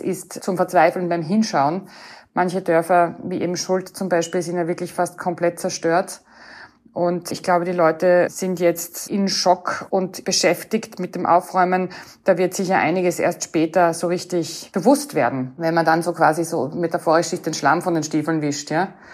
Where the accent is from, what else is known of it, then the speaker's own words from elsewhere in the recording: Austria; als Österreicherin